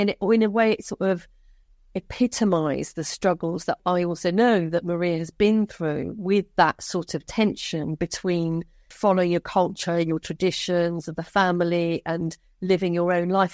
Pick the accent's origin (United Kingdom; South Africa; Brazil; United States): United Kingdom; Hayes, London; accent: Cockney; also born or lived in India; growing up in Hayes, in L to West London, in the seventies and eighties.